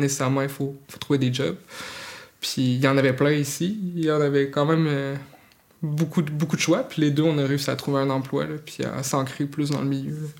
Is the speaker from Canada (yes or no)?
yes; Saint-Augustin-de-Desmaures, Quebec, Canada; also born or lived in Magdalen Islands; now in Mont-Louis, Canada; je suis né à Québec, à Saint-Augustin-de-Desmaures